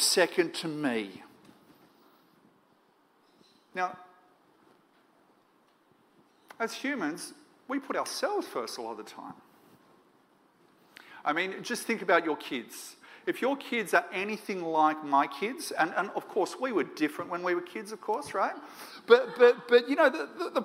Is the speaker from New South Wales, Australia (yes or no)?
yes; Moree, New South Wales, Australia; now in Sydney, Australia; I grew up in Moree, northwest New South Wales